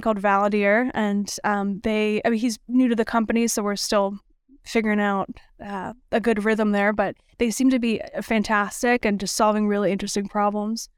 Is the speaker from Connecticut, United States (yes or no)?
no; Madison, Wisconsin, United States; moved away as an adult; also born or lived in Chicago / Los Angeles / Bakken; I was a city kid, Born and raised in Madison, Wisconsin